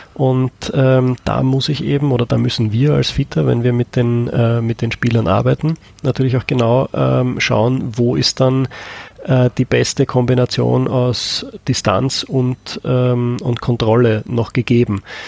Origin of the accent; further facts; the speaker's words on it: Austria; bei uns in Österreich